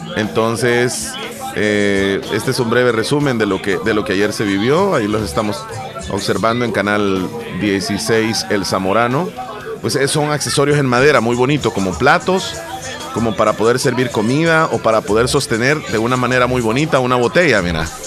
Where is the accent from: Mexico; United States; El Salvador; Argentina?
El Salvador; nuestro país